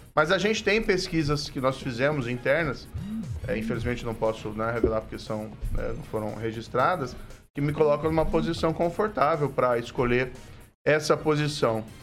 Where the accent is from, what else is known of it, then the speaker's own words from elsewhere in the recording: Maringá, Paraná, Brazil; aqui é minha terra. Eu nasci, cresci, construí família